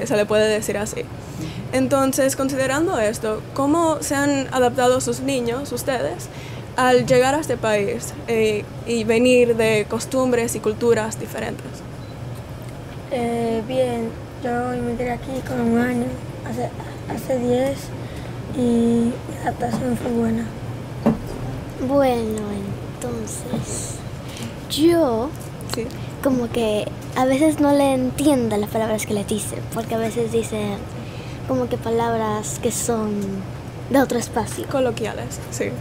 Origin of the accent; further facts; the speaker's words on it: Cuba; also born or lived in United States; now in Dominican Republic; yo soy también inmigrante, yo soy cubana, pero también ciudadana americana y también ciudadana dominicana